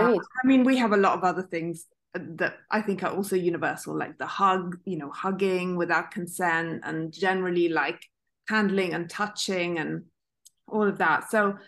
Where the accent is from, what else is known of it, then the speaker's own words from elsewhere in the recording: Italy; I grew up in Italy